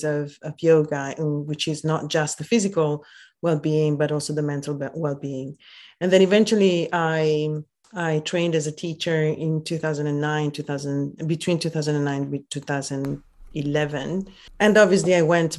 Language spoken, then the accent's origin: English; Venice area, Veneto, Italy; English is a second language; moved away as an adult; now in London, United Kingdom; I'm originally from Italy